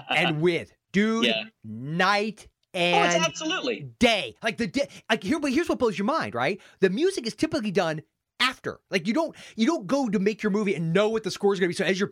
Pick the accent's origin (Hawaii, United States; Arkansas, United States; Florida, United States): Florida, United States; St. Petersburg; I grew up in St. Petersburg, okay? Beaches everywhere.